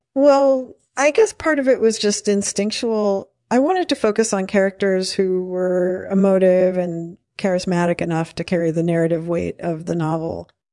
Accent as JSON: {"language": "English", "country": "United States", "tie": "born or raised there", "said": "the one I grew up in the United States."}